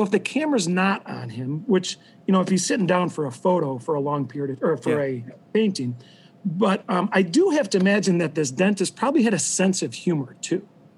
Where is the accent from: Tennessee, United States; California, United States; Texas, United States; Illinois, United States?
Illinois, United States; So I grew up here in Illinois, but my mom's side of the family grew up in Wisconsin, and they had a big farm.